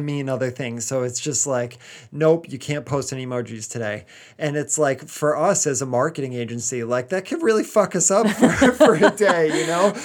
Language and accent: English; United States; now in England; I'm still an American